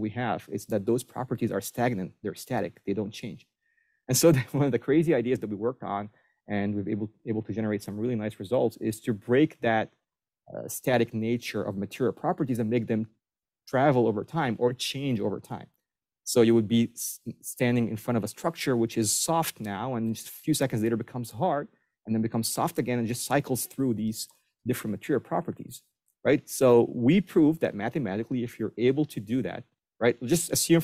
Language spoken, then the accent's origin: English; Egypt; moved away as an adult; also born or lived in Maryland, United States; now in Buffalo, United States; I was born and raised in Egypt, spent all my teenage years and my college years in Egypt